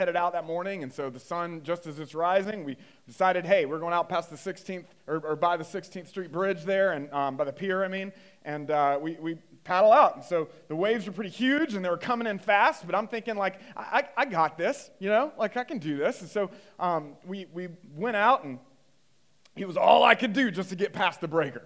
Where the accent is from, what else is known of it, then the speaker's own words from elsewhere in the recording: North Carolina, United States; I grew up in North Carolina, kind of Bible Belt area